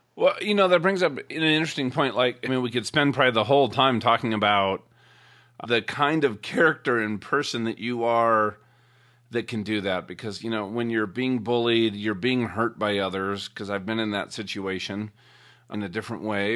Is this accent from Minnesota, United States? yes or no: yes; Minnesota, United States; growing up in Minnesota